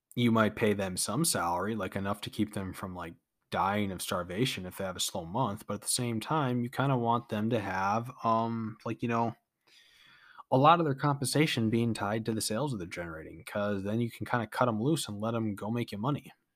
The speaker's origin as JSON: {"language": "English", "country": "United States", "said": "we as American peoples"}